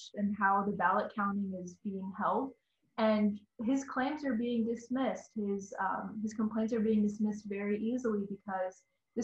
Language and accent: English; Houston, Texas, United States; now in Washington, United States; I was born and raised in Houston, Texas